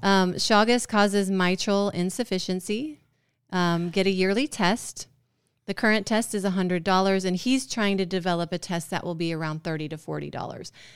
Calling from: Georgia, United States; I'm calling from Georgia.

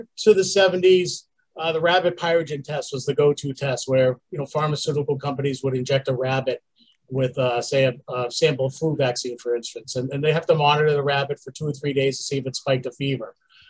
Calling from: Falmouth, Massachusetts, United States; Cape Cod, Massachusetts, right down in Falmouth. Lovely, lovely summer day.

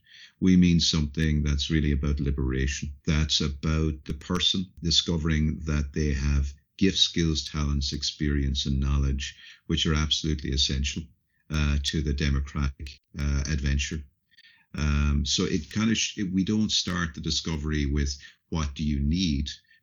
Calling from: Dublin, Leinster, Ireland; I'm calling in from Dublin, Ireland today

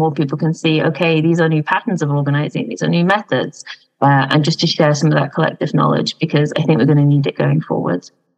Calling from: London, United Kingdom; I'm calling in from Vauxhall in London.

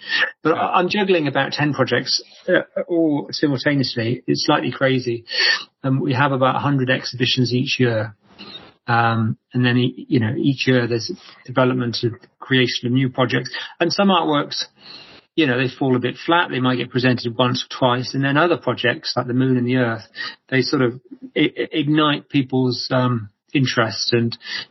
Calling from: Bristol, South West England, United Kingdom; I'm in Bristol at the moment, in England, yeah.

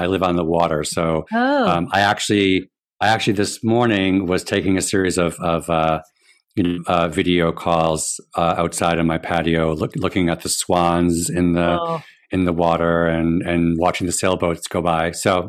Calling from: Rhode Island, United States; I am joining you from my den in my home in Rhode Island.

